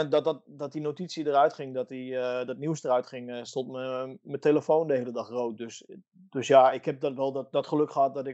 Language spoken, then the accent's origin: Dutch; Italy; Dutch is a second language; ik ben hier op mijn plek. Ik ben een Italiaan.